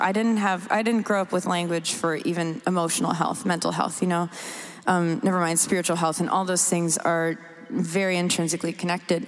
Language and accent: English; Canada; moved away; also born or lived in United States / England; I'm from Canada originally